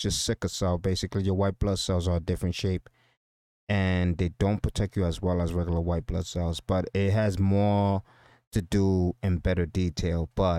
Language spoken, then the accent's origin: English; San Pedro de Macorís, Dominican Republic; moved away; I'm basically a Spanish kid from Dominican Republic. I came here from Dominican Republic. I was basically from San Pedro de Macorís. It's a small town in Dominican Republic. And it was really, it was a really poor town.